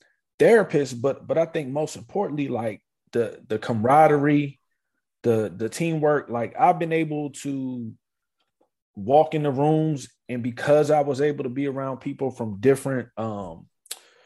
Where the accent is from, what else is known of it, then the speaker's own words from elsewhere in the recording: Maryland, United States; moved away; also born or lived in South Carolina; we moved when I was 8 years old to Maryland, right outside of the Washington, D.C. area. And that's where I went, finished from like third grade all the way to high school, right there